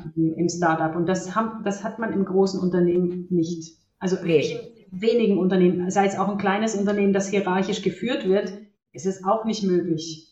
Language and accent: German; Germany; born or raised there; also born or lived in Romania